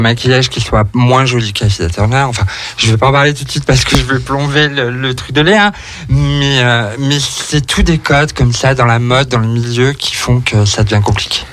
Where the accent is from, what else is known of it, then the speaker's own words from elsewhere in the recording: Rouen, Normandy, France; je viens de Rouen